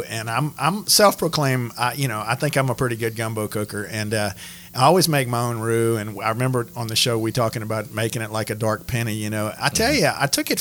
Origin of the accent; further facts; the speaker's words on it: Lafayette, Louisiana, United States; lifelong Lafayette residents